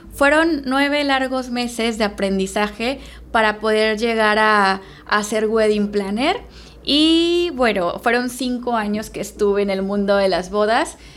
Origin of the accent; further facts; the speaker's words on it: Veracruz, Mexico; moved away as an adult; now in Playa del Carmen, Mexico; Soy originaria de Veracruz.